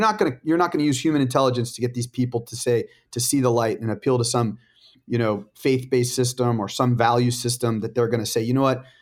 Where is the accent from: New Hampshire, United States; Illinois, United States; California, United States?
California, United States; La Jolla; I grew up in La Jolla, California